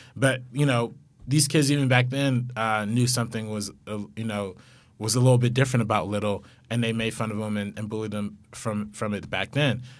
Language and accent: English; Compton, California, United States; we're both from Compton, so, like, we live right down the street from each other